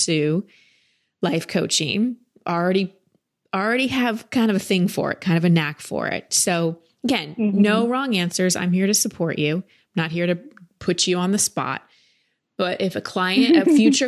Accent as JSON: {"language": "English", "country": "United States", "tie": "born or raised there", "said": "I was raised here in America"}